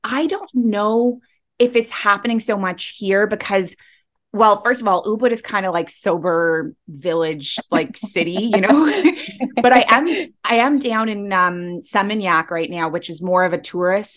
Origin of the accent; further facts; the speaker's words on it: Canada; moved away as an adult; also born or lived in Middle East; now in Bali, Indonesia; I'm a Canadian who moved across the world to the Middle East at age 23